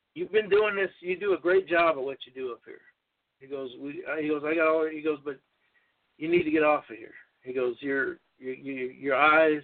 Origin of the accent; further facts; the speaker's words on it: Los Angeles, California, United States; I went to North Hollywood High School. I was born in North Hollywood, California